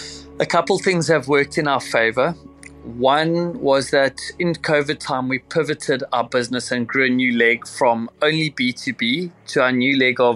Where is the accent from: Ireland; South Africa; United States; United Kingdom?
South Africa; Cape Town, Western Cape; I'm from Cape Town, South Africa. I've been fishing since the age of 5